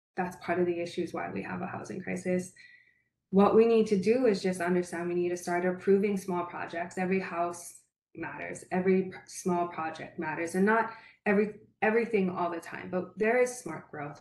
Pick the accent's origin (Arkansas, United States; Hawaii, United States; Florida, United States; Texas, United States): Hawaii, United States; Paia; also born or lived in Makawao, Hawaii; I'm born and raised in Paia, and now I live in Makua with my husband and my four children.